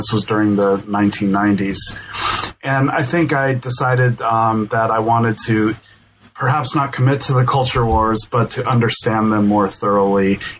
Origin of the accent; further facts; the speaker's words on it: Denver, Colorado, United States; So I grew up in Denver, and I went to University of New Mexico.